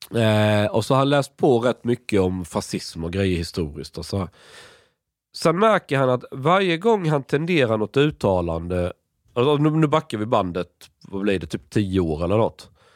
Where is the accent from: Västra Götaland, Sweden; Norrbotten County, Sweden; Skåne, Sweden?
Skåne, Sweden; jag är från Skåne